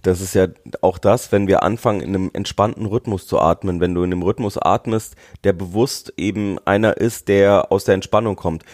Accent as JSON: {"language": "German", "town": "Nuremberg", "region": "Bavaria", "country": "Germany", "tie": "born or raised there", "said": "ich bin ja in Nürnberg aufgewachsen."}